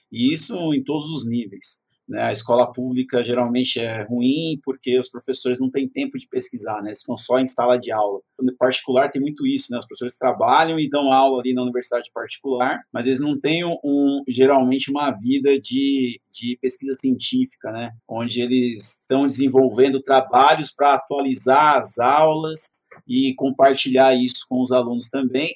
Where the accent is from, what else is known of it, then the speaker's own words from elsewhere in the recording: Itaquaquecetuba, São Paulo, Brazil; Sou de Itacoaxetuba, estudei desde a primeira série na escola Homero Fernando Milano até o terceiro ano do colégio